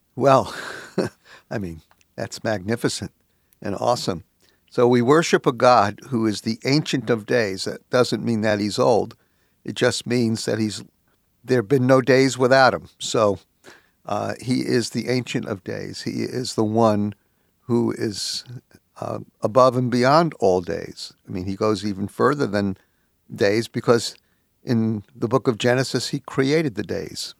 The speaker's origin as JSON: {"language": "English", "town": "New York City", "region": "New York", "country": "United States", "tie": "born or raised there", "said": "I was brung up in the New York City school system"}